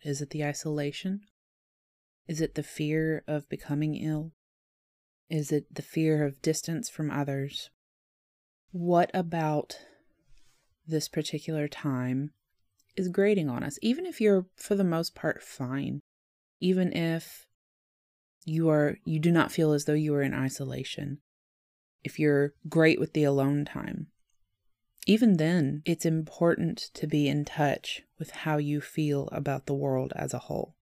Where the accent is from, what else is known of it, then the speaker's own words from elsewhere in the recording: the South, United States; I am polite and from the South